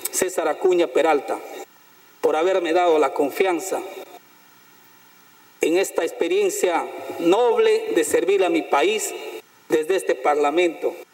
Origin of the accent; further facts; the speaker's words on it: Loreto, Peru; la región donde yo nací están los maestros bilingües, presidente. Porque Loreto, la región que tiene 24 lenguas maternas, presidente, 24 nacionalidades indígenas